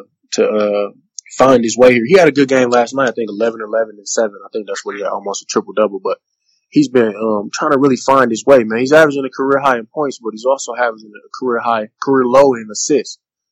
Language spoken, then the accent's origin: English; Flint, Michigan, United States; moved away as an adult; now in Utah, United States; I'm originally from Flint, Michigan. Born and raised, man. I went to Western Michigan University. And I've been here about 2 months.